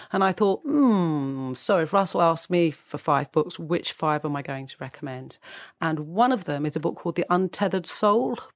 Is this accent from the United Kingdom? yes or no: yes; United Kingdom; as we're British